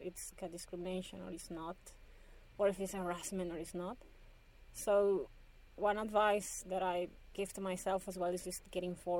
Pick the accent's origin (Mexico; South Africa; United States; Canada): Mexico; Ciudad Obregón, Sonora; I'm originally from Obregon, so I remember knowing Obregon is where the main wheat experimental station is in Mexico